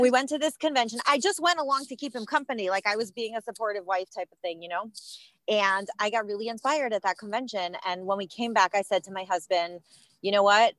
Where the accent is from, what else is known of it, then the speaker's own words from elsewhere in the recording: Cleveland, Ohio, United States; I was raised in Cleveland, Ohio, and that's where I live today.